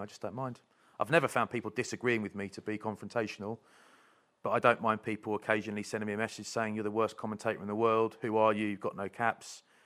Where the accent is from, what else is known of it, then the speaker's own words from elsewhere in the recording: Kent, South East England, United Kingdom; moved away as an adult; also born or lived in Bath; I'm from Kent